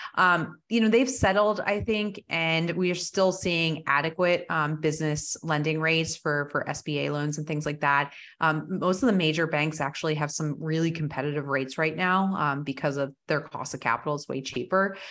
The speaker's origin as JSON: {"language": "English", "region": "New Jersey", "country": "United States", "tie": "born or raised there", "also_born_or_lived": "Colorado", "moved": "yes", "lives_now": "Texas, United States", "said": "I grew up in Jersey"}